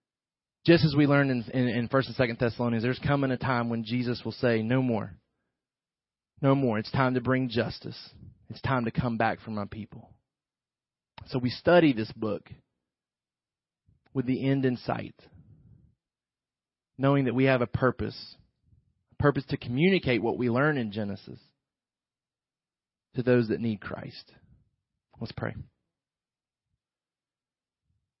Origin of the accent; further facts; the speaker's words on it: the South, United States; we were raised here in the South